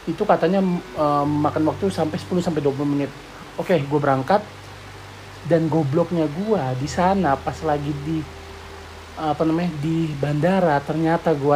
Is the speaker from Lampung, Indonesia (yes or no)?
yes; Lampung, Indonesia; gue ada asli dari Lampung jadinya gue harus pulang ke Lampung